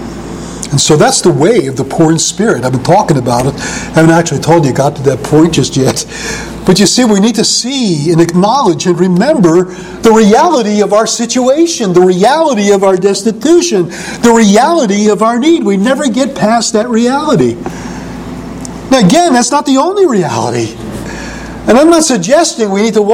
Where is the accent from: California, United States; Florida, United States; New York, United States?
New York, United States; New York City; I was not only a youth growing up in New York at Coney Island, but when I hit my teens, it was Greenwich Village